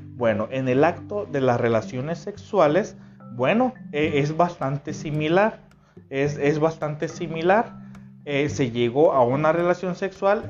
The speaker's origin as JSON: {"language": "Spanish", "country": "Mexico", "said": "en México eh, utilizamos una frase que se llama le tira el calzón"}